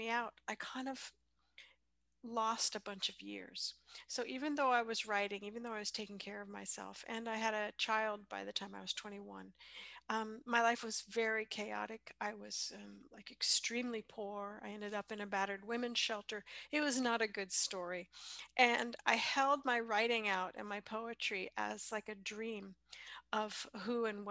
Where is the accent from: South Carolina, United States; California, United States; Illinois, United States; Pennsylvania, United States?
California, United States; San Francisco Bay Area; also born or lived in Sonora; I grew up in the San Francisco Bay Area